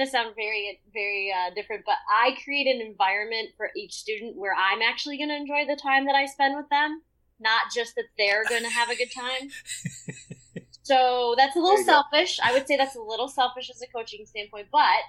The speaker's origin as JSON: {"language": "English", "region": "Michigan", "country": "United States", "tie": "born or raised there", "said": "No, I grew up in Michigan."}